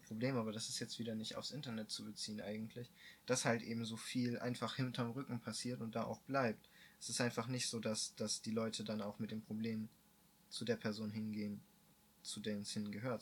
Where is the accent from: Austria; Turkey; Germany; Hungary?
Germany; als Deutscher